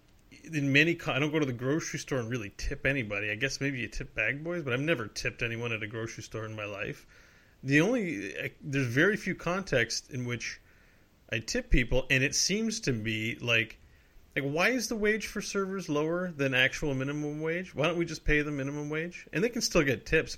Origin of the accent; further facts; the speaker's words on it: Canada; I'm a Canadian